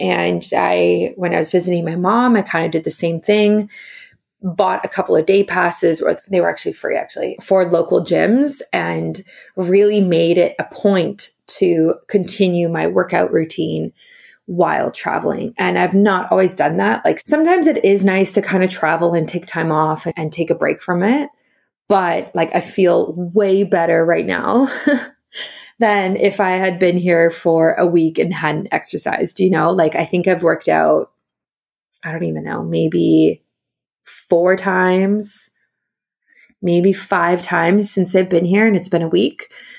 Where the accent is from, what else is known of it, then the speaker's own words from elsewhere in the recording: South Africa; also born or lived in Ontario, Canada; now in Canada; Originally I'm from South Africa, and then I moved to Ontario, and then I moved to BC, but I lived for many years in Ontario.